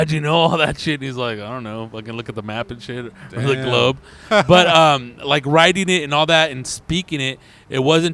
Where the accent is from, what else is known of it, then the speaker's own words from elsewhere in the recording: Riverside, California, United States; growing up in Riverside